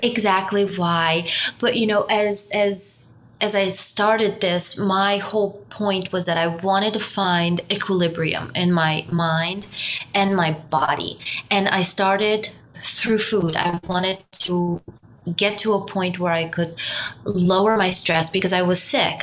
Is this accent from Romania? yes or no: yes; Romania; moved away; also born or lived in Germany; my background is I'm Romanian. I'm from Romania. I also spent some time in Germany